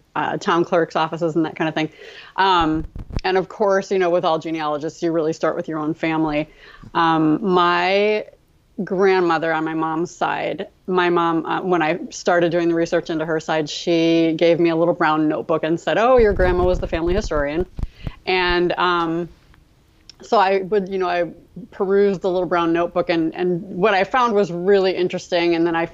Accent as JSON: {"language": "English", "region": "Midwest", "country": "United States", "tie": "born or raised there", "also_born_or_lived": "Baltimore", "said": "I was born in Baltimore. But we moved to the Midwest when I was about 3."}